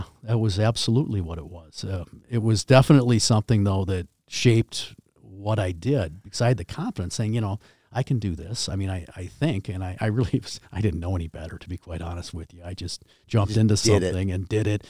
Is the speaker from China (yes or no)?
yes; China; I mean, I came from China.